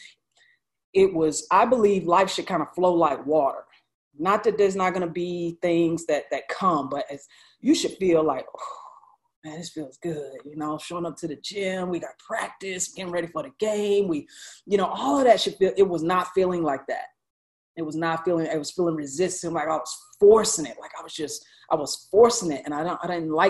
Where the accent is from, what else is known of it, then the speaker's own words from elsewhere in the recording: High Point, North Carolina, United States; my hometown of High Point, North Carolina